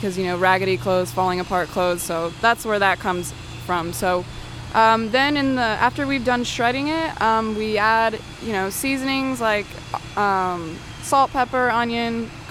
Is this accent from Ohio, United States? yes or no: yes; Reynoldsburg, Ohio, United States; I grew up in Reynoldsburg